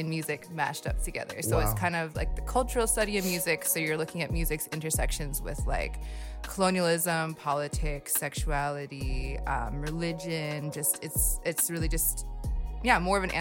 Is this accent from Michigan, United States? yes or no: yes; Rapid City, Michigan, United States; now in Toronto, Canada; I'm from a tiny 1,000 person town in northern Michigan called Rapid City